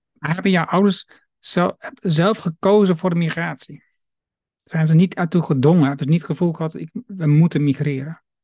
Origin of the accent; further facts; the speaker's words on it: Twente, Overijssel, Netherlands; now in Achterhoek, Netherlands; In Nederland geboren, Twente. woon nu al ja. lang in Achterhoek